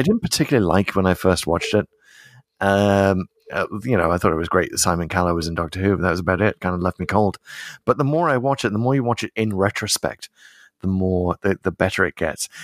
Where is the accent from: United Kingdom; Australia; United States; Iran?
United Kingdom; as a British person